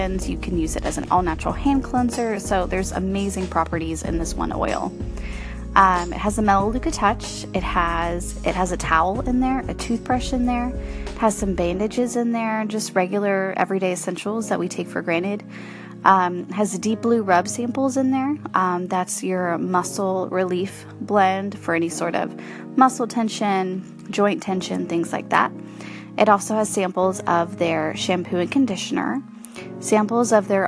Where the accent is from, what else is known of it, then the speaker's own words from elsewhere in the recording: Corpus Christi, Texas, United States; I am from Corpus Christi and surrounding